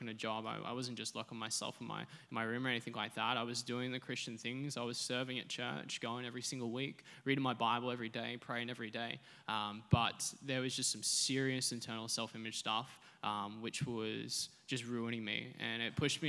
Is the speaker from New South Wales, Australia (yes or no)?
no; Sunshine Coast, Queensland, Australia; I was born on the Sunshine Coast